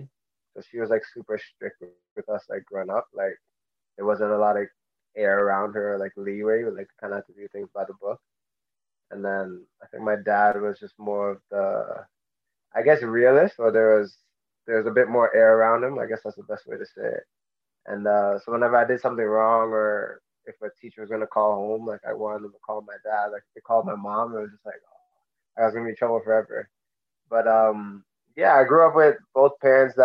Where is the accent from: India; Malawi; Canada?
Canada; Mississauga, Ontario; I grew up in Mississauga, Ontario